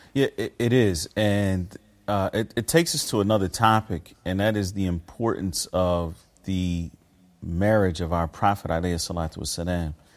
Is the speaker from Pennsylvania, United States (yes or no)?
yes; Philadelphia, Pennsylvania, United States; born or raised there; moved away as an adult; also born or lived in Medina, Saudi Arabia